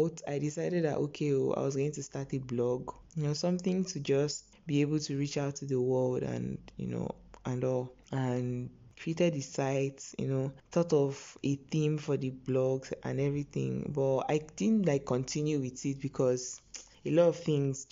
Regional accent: Okija, Anambra, Nigeria; I'm from Anambra State, Okija to be precise, Okija Kwenu.

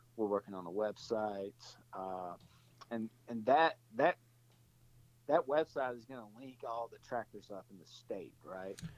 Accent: Alabama, United States; moved away as an adult; now in Bailey, Colorado, United States; I moved from Alabama out here. That's where I'm from

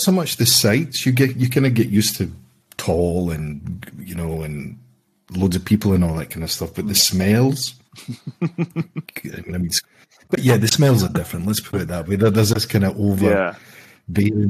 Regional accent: Scotland, United Kingdom; moved away as an adult; I'm Scottish.

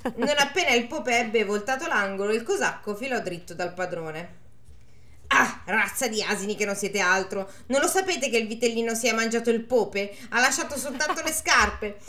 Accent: Milan, Lombardy, Italy; sono di Milano.

